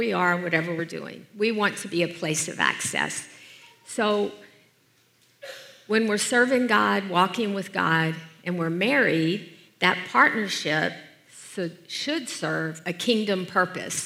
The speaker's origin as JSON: {"language": "English", "region": "Deep South", "country": "United States", "tie": "born or raised there", "said": "I grew up in the Deep South as the oldest of six kids"}